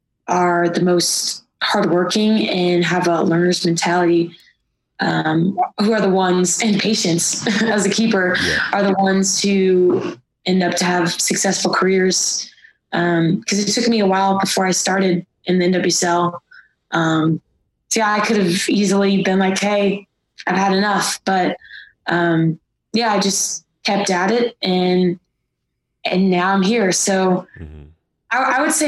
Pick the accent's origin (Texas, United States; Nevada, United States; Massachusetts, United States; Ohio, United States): Ohio, United States; Cincinnati; Yeah. Cincinnati, Ohio.